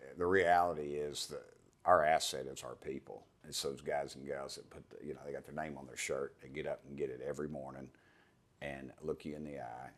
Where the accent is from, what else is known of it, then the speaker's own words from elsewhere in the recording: East Tennessee, United States; there's nobody speaks with my accent.